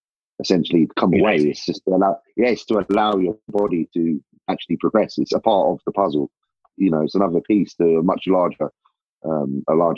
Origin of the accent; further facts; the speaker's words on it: England, United Kingdom; I'm a bodybuilder from England